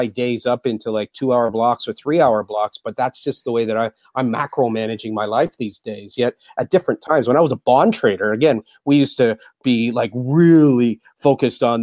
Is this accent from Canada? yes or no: yes; Mississauga, Ontario, Canada; moved away as an adult; also born or lived in Japan; Born and bred in Toronto, Mississauga.